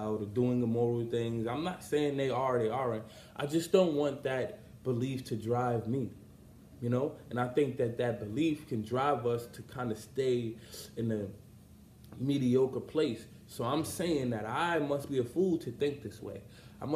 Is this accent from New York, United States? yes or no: yes; New York City, New York, United States; I'm from Brownsville, and at the time I was living in my mom's crib